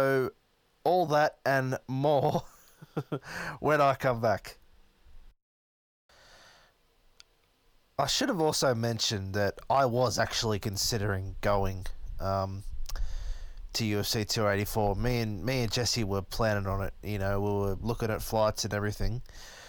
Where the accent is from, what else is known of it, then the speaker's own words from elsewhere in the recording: Melbourne, Victoria, Australia; I'm from Melbourne